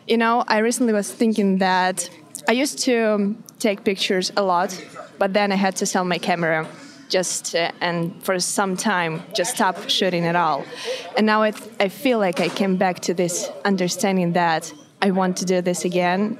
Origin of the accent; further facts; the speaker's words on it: Kobrin, Brest Region, Belarus; moved away; the picture of my hometown, yep. it was from the window of my grandparents' house